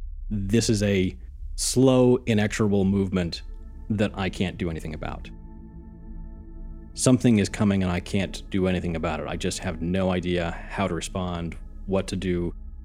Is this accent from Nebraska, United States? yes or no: no; Arizona, United States; New Mexico, then Arizona, my home state